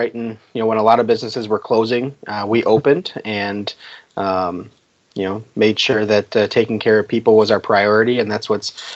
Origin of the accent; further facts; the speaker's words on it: Kenosha, Wisconsin, United States; I am born and raised in Kenosha. Love this city very, very much. I live here with my wife and new baby girl.